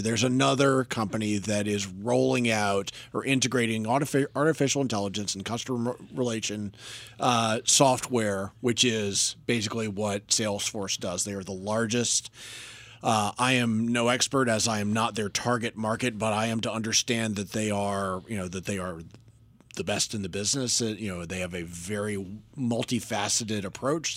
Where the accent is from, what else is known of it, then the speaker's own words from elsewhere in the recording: North Carolina, United States; now in Washington, D.C. area, United States; I grew up in North Carolina